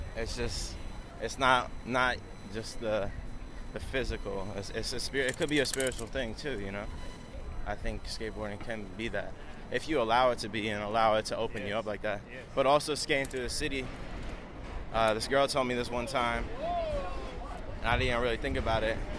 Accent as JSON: {"language": "English", "area": "Long Island", "region": "New York", "country": "United States", "lives_now": "New York City, United States", "said": "I'm originally from Long Island, New York"}